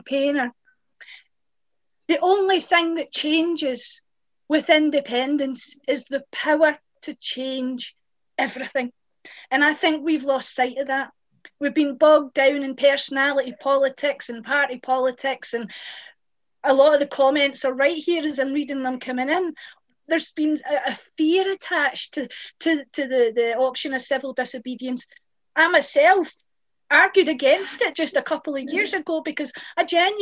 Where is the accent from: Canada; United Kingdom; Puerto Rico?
United Kingdom; West Dunbartonshire, Scotland; I'm from West Dunbartonshire, where we voted yes and we won